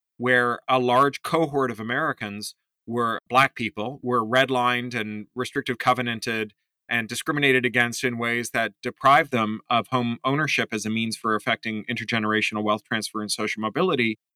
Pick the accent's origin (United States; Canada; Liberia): Canada; Toronto, Ontario; Me growing up in Toronto in the seventies and eighties